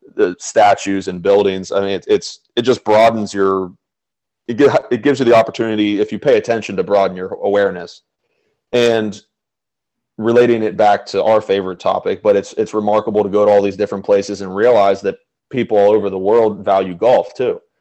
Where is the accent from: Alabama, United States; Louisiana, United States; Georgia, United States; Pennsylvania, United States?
Pennsylvania, United States; Chambersburg; moved away; I was living in my hometown of Chambersburg